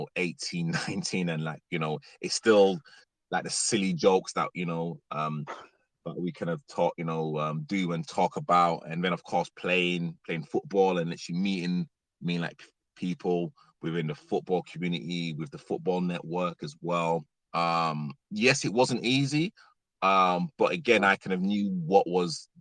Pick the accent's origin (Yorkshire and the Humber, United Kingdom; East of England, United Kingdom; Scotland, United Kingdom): Yorkshire and the Humber, United Kingdom; Leeds; moved away as an adult; now in London, United Kingdom; Leeds is literally my hometown. I literally love Leeds. I'm a northerner.